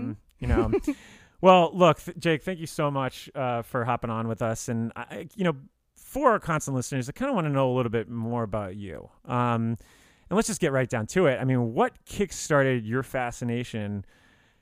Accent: Miami, Florida, United States; also born or lived in Tallahassee; I'm from South Florida

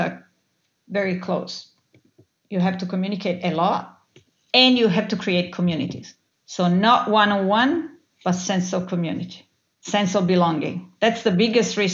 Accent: Italy; I grew up in Italy

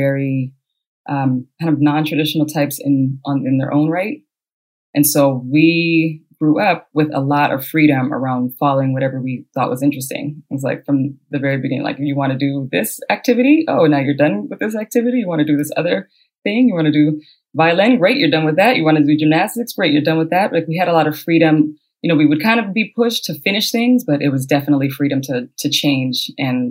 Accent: San Francisco, California, United States; also born or lived in Cuba; I'm from San Francisco

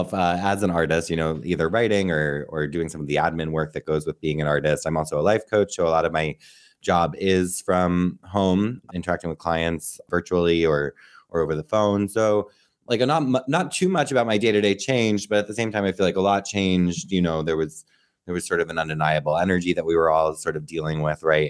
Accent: central northern New Jersey, United States; I'm from New Jersey, like central northern New Jersey. I had a pretty good upbringing. I feel like I grew up in a cool area

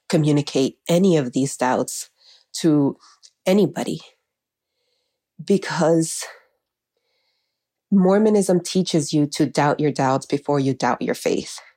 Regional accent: Miami, Florida, United States; also born or lived in Honduras; I am from Honduras. I was raised in Miami, and growing up, I called my parents Mama and Papa.

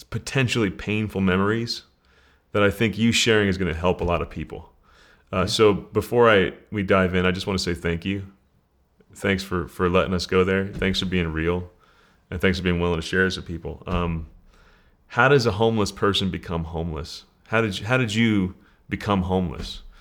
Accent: Denver, Colorado, United States; I'm from Denver.

